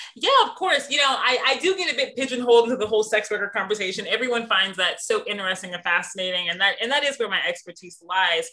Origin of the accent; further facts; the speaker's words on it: Missouri, United States; moved away; also born or lived in London / New York; I'm from the Midwest, I'm from Missouri